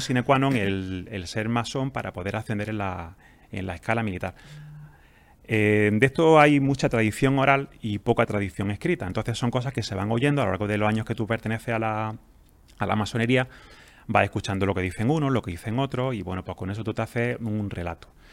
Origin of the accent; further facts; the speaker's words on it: Jaén, Andalusia, Spain; also born or lived in Granada; now in Almería, Spain; yo soy de Jaén. Ah, eh, pues, estudié en Granada y ahora vivo en Almería